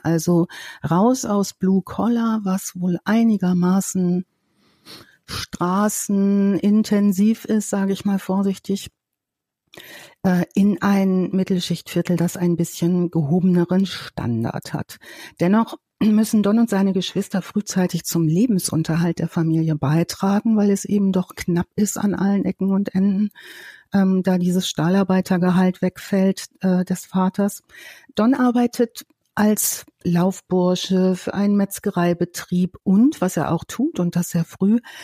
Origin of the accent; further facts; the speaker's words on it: Ruhr area, North Rhine-Westphalia, Germany; bei uns im Ruhrgebiet